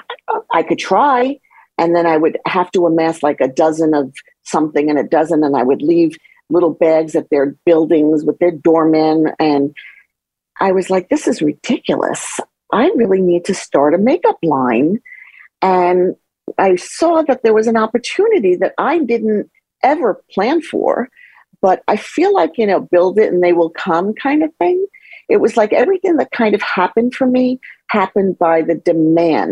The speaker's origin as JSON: {"language": "English", "area": "suburb outside of Manhattan", "region": "New York", "country": "United States", "tie": "born or raised there", "also_born_or_lived": "The Bronx, New York", "said": "I was born in the Bronx, but I was raised in a suburb outside of Manhattan, like 30 miles outside of Manhattan"}